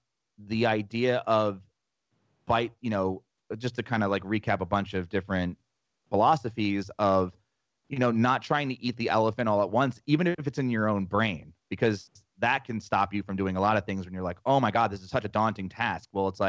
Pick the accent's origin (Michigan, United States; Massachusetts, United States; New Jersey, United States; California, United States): New Jersey, United States; We're both from Jersey.